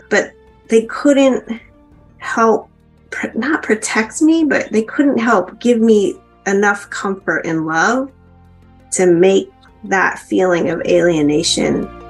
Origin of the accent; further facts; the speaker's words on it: Zuni, New Mexico, United States; I am from Navajo Nation, and I was born in Zuni, New Mexico, back in the late 60s.